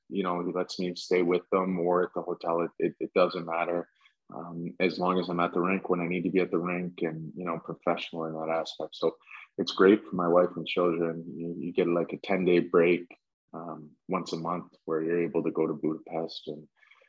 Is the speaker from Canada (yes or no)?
yes; Stratford, Ontario, Canada; Growing up in Stratford, I used to work out in London